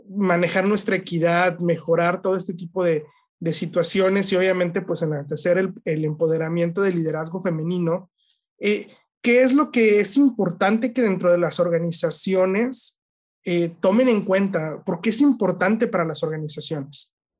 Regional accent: Mexico; somos los mismos mexicanos

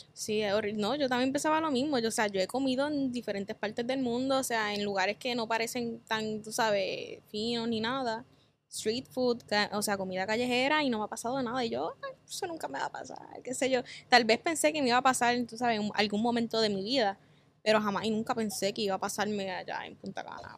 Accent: Cabo Rojo, Puerto Rico; Soy de Cabo Rojo, del área oeste

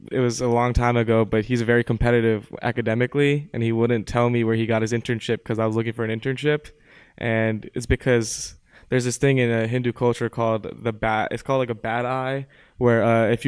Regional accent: Montgomery County, Pennsylvania, United States; also born or lived in Chicago; I'm from Montgomery County, Pennsylvania.

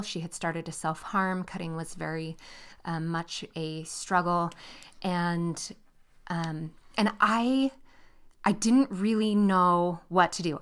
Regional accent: near San Francisco, California, United States; moved away as an adult; now in Utah, United States; We grew up in California, uh, near San Francisco

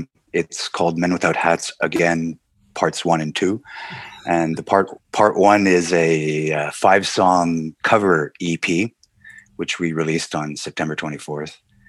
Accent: Montreal, Quebec, Canada; also born or lived in Nice, France; growing up in Montreal was unique in North America. It's an enclave in North America, French-speaking enclave in North America, very European influenced.

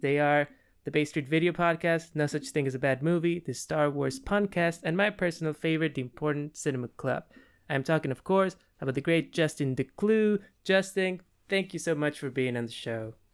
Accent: Peru; moved away; am from South America. I'm from Peru.

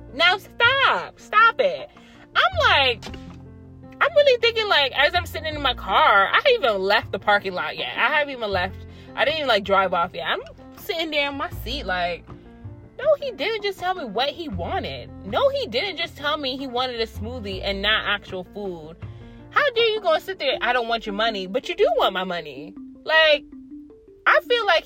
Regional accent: Hartford, Connecticut, United States; I actually was born and raised in Hartford

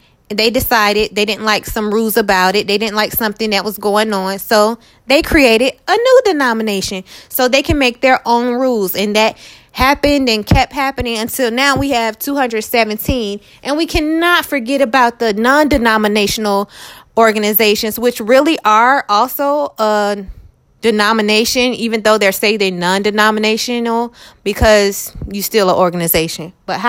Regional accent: Daytona Beach, Florida, United States; I grew up in Faith Temple Church of God in Christ in Daytona Beach, Florida, right off Keats Street.

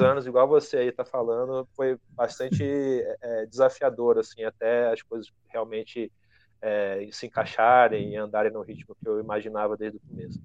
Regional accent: Petrópolis, Rio de Janeiro, Brazil; Eu, na verdade, sou nascido no Rio, mas morei boa parte da minha adolescência em Petrópolis, na Serra do Rio de Janeiro, que é onde eu estou nesse momento

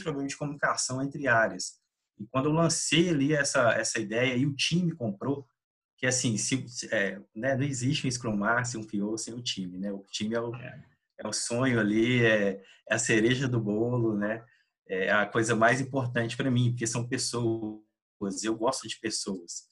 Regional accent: Minas Gerais, Brazil; also born or lived in Belo Horizonte; moro aqui em Belo Horizonte, Minas Gerais, sou mineiro

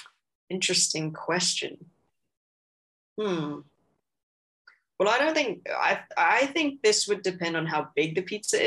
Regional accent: Hong Kong; first language English; moved away as an adult; now in Australia; I'm from Hong Kong

